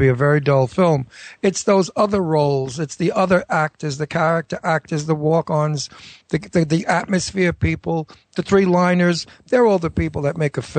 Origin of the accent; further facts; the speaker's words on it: New York, United States; accent: New York; now in New Hope, United States; I have a New York accent